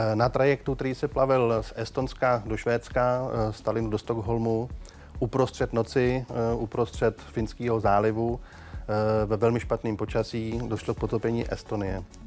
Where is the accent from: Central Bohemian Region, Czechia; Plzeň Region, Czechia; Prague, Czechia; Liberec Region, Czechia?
Plzeň Region, Czechia; Plzeň; já jsem z Plzně